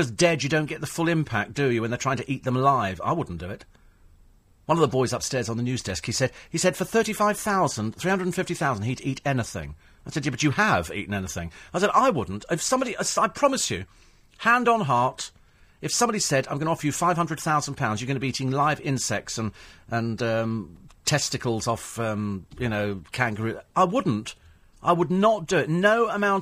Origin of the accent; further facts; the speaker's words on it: Bromley, London, United Kingdom; I was born in Bromley.